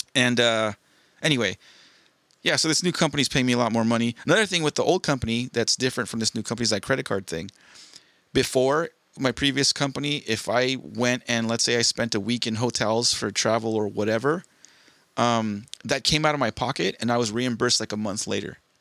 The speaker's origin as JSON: {"language": "English", "region": "Southern California", "country": "United States", "tie": "born or raised there", "said": "born and raised in SoCal"}